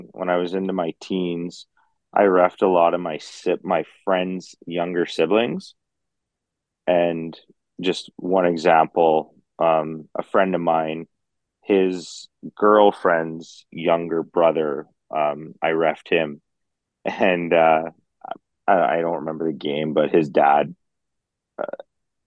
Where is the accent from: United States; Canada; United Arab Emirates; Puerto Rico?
Canada; Dauphin, Manitoba; I'm from Dauphin. So I get the whole small town thing.